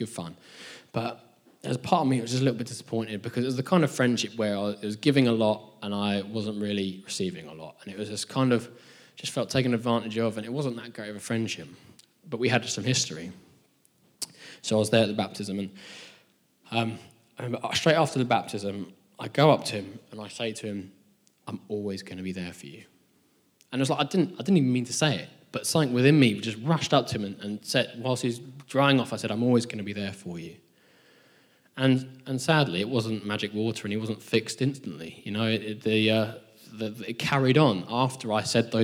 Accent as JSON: {"language": "English", "region": "England", "country": "United Kingdom", "also_born_or_lived": "Nashville", "said": "we're both English people in Nashville"}